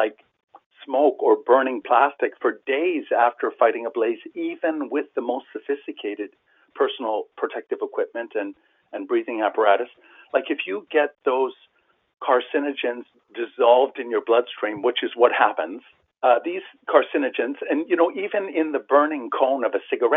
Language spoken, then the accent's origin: English; Canada; a Canadian, as a tax-paying Canadian citizen